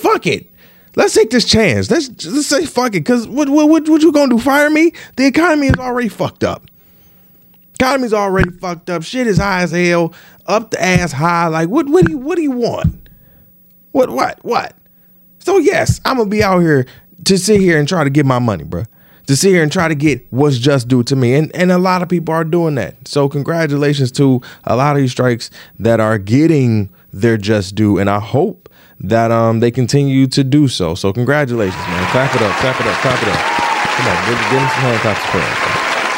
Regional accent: Detroit, Michigan, United States; I'm from Detroit, so UAW and automakers and auto workers is the fabric

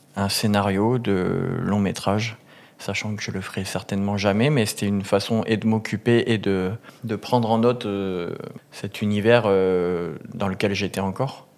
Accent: a small village near Montpellier, Occitania, France; je viens de, grossièrement d'un petit village du sud. Mhm. J'ai grandi à Montpérou

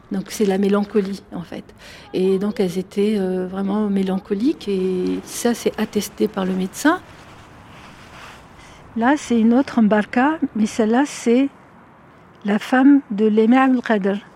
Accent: Algiers, Algiers Province, Algeria; moved away as an adult; now in France; j'ai 50 ans, je suis née à Alger, je vis en France depuis pratiquement 30 ans maintenant, c'est-à-dire euh, en France plus qu'en Algérie.

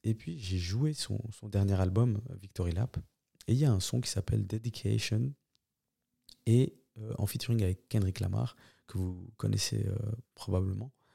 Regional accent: Switzerland; On est énormément de Suisses à, venir de, cette deuxième, deuxième génération

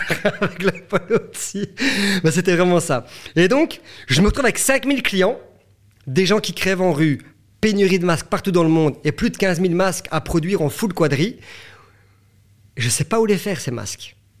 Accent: Belgium; chez nous en Belgique

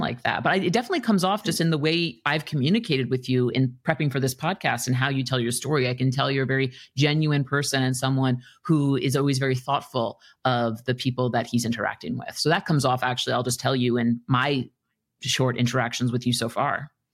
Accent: New York City, New York, United States; moved away; I'm from New York City originally, and I was young. I was still in grade school

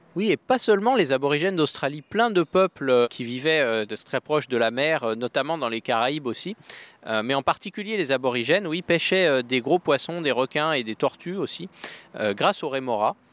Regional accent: France; chez nous en France

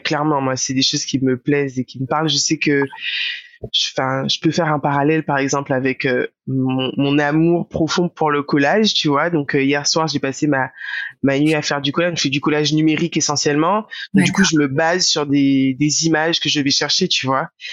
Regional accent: Guadeloupe; moved away; also born or lived in Marseille; le fait d'avoir grandi en Guadeloupe

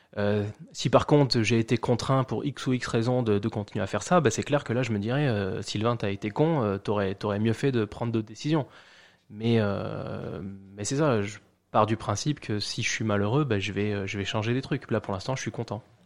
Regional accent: Charente-Maritime, Nouvelle-Aquitaine, France; moved away as an adult; also born or lived in Ireland; now in Montreal, Canada; je suis originaire de Charente-Maritime en France

